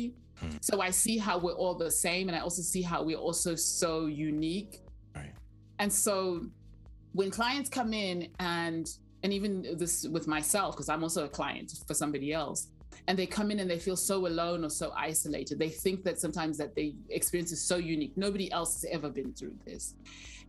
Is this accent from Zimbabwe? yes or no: yes; Zimbabwe; English is a second language; moved away as an adult; now in Southwest Oklahoma, United States; I grew up in Zimbabwe.